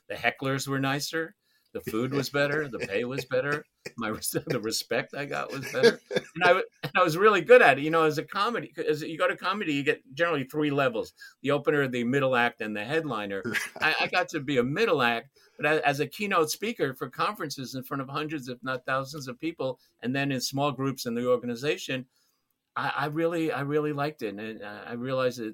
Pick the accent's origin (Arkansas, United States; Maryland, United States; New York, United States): New York, United States; New York City; I grew up in New York City, Brooklyn, when it was affordable.